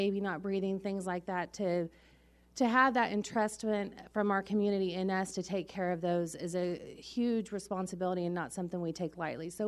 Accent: Wichita, Kansas, United States; I'm from Wichita

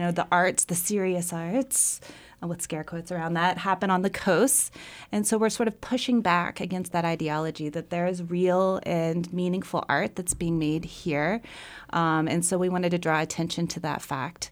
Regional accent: Fort Smith, Arkansas, United States; moved away as an adult; also born or lived in New York; I grew up in Fort Smith, Arkansas

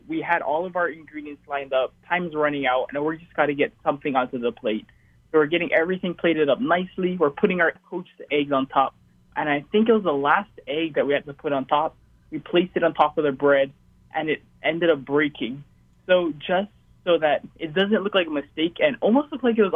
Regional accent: Hawaii, United States; this kid from Hawaii

